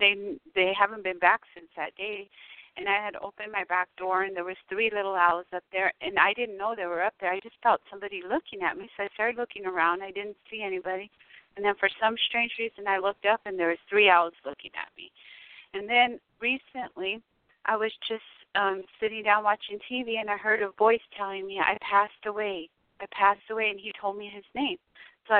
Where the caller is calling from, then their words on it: Tucson, Arizona, United States; I'm calling from Arizona and I'm in Tucson.